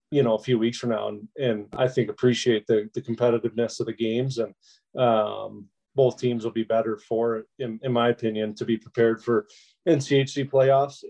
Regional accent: United States; as an American

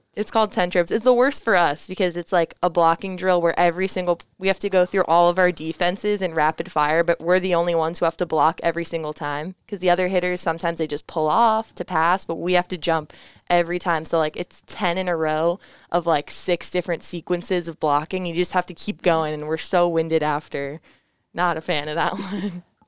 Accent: Parkland, Florida, United States; moved away; South Florida. So Parkland, it's near Fort Lauderdale, Miami area

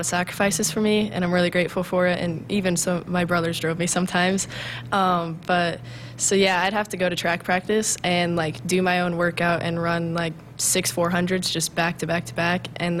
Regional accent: Humphrey, Nebraska, United States; I came from Humphrey, Nebraska, a small town, and growing up, I just thought I didn't have a lot of opportunities either

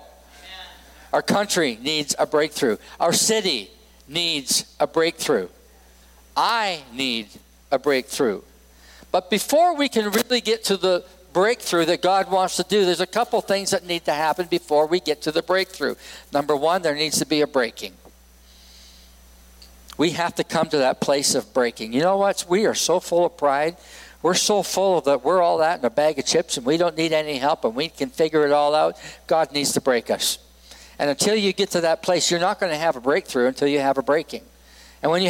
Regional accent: Edmonton, Alberta, Canada; moved away as an adult; also born or lived in Vancouver, British Columbia / Los Angeles, California; now in Laramie, United States; Edmonton, Alberta, Canada, which is my home and native land. I am a Canadian and an American, so I'm both

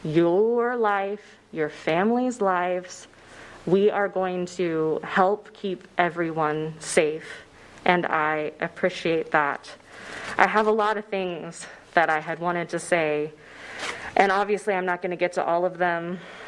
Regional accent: Shawnee Mission District, Kansas, United States; I grew up in the Shawnee Mission District

